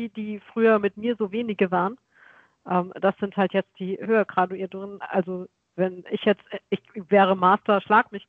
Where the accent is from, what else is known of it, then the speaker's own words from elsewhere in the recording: Westerwald, Rhineland-Palatinate, Germany; now in Karlsruhe, Germany; ich komme ja ursprünglich aus dem Westerwald.